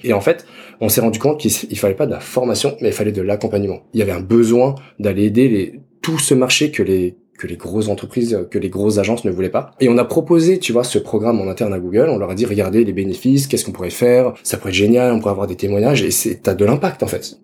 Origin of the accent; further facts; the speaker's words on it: Dijon, Bourgogne-Franche-Comté, France; J'ai 30 ans, je suis né à Dijon